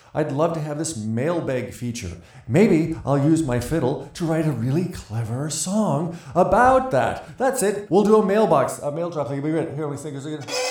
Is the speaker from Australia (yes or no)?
no; Montana, United States; I'm from Montana